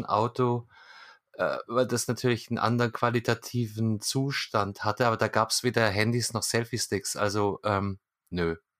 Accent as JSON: {"language": "German", "town": "Munich", "region": "Bavaria", "country": "Germany", "said": "ich als, als Münchner mit äh, Direktzugang zum Marienplatz"}